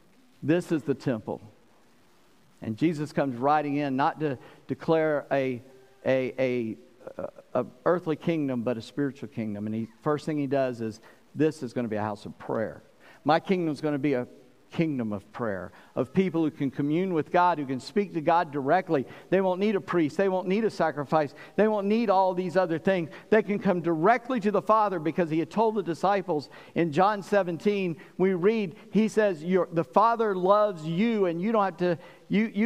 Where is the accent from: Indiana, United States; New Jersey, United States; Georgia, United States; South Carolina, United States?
South Carolina, United States; I come from a state that understands that. I grew up in South Carolina